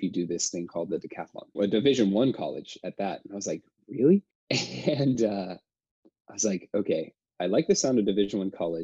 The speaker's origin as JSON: {"language": "English", "town": "La Pine", "region": "Oregon", "country": "United States", "tie": "born or raised there", "said": "I really liked growing up in Oregon. You know, I grew up in Lapine, Oregon"}